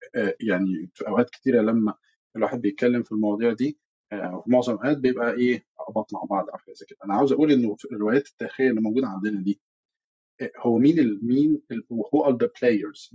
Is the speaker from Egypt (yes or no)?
yes; Egypt; إحنا كمصريين